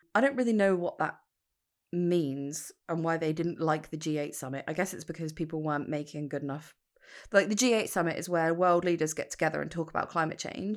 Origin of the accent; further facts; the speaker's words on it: United Kingdom; I'm British